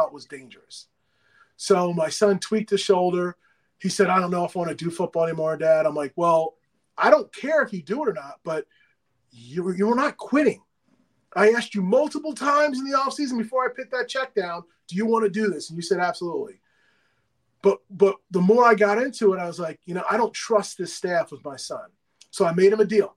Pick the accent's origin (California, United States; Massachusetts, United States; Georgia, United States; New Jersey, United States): New Jersey, United States; now in Atlanta, United States; I follow Rutgers because I'm from Jersey